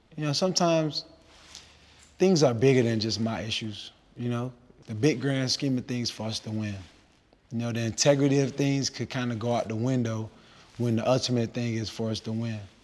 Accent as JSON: {"language": "English", "town": "Miami", "region": "Florida", "country": "United States", "said": "I'm from Liberty City"}